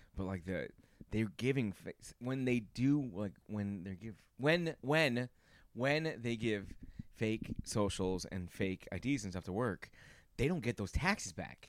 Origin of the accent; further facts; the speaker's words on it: New York, United States; My family's from there, but I was raised here in New York.